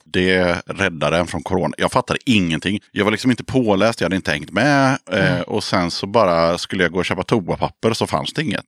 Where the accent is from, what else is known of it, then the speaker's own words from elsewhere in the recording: Sweden; vi är svenskar